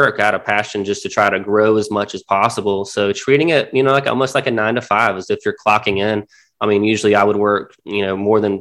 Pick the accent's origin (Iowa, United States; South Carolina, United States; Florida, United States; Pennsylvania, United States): South Carolina, United States; Myrtle Beach; also born or lived in Charleston; I'm from Myrtle Beach. Not very many people can say they're born and raised here. I've been here since I was 4 years old, but went to high school here